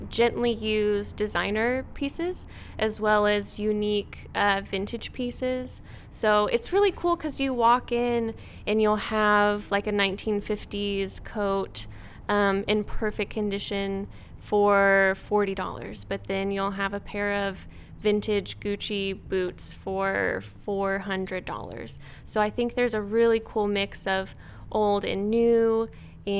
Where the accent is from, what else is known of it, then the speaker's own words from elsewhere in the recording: St. Louis, Missouri, United States; moved away as an adult; now in Tulsa, United States; I grew up in the St. Louis area and went to TU to run cross country